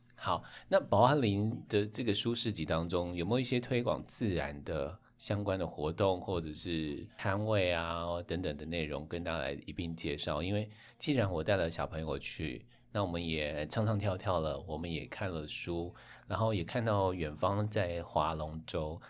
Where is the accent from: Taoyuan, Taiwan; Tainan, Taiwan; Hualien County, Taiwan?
Hualien County, Taiwan; 这是我们花莲人最棒的地方，我们会做好这件事